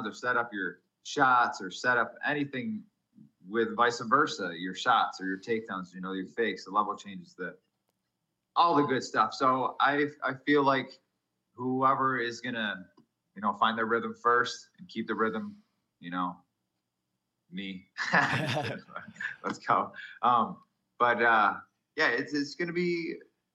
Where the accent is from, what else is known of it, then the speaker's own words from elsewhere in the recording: New York, United States; I'm American